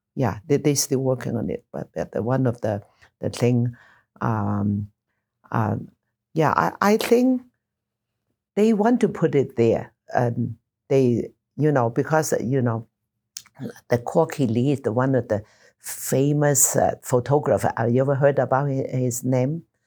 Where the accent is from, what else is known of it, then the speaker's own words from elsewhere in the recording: Taishan, Guangdong, China; also born or lived in Nassau, Bahamas; now in Utah, United States; Toy San, my hometown